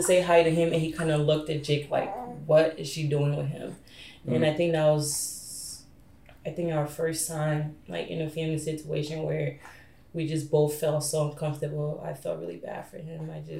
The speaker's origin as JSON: {"language": "English", "country": "Ghana", "tie": "born or raised there", "also_born_or_lived": "Liberia / Ivory Coast", "said": "So I was born in Liberia, then during the war, my mom and I moved to Ivory Coast, and when she came in 2000, I stayed back. So I went to school in Ghana, grew up there, then came here, so."}